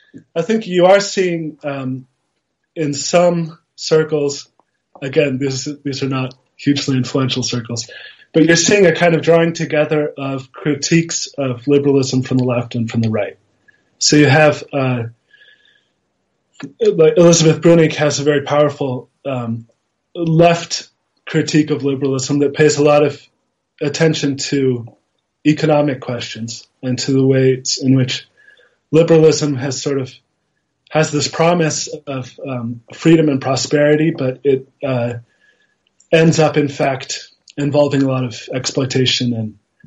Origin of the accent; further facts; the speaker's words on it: Austria; also born or lived in Italy; Austrian. My mother is American. My father's Austrian. My parents are academics, so we moved around a bit. I was born in Italy.